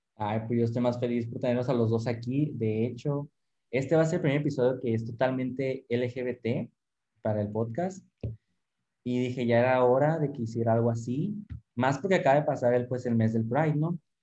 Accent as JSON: {"language": "Spanish", "town": "Cananea", "region": "Sonora", "country": "Mexico", "said": "pues yo soy de Cananea, o sea, yo, literal sí soy más de un pueblo más chiquito"}